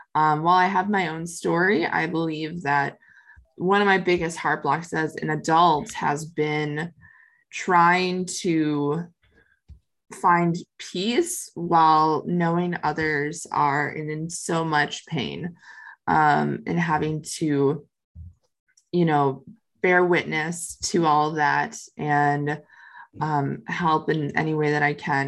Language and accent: English; Minnesota, United States; now in Tampa, United States; I'm originally from Minnesota, uh, but I now live in Tampa, Florida.